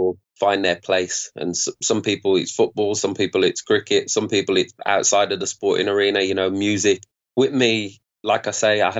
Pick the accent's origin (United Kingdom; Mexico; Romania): United Kingdom; Birmingham, West Midlands; Grew up in Birmingham, an area in Birmingham